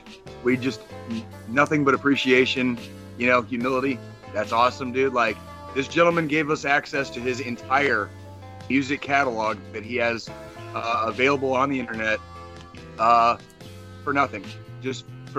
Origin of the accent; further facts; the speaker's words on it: Arizona, United States; now in Kansas City, United States; growing up in Arizona, as a Royals fan in Arizona